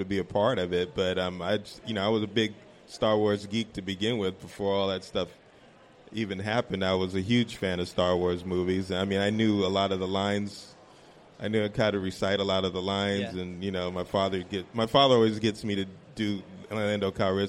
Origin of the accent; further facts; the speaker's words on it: New York City, New York, United States; we grew up in New York City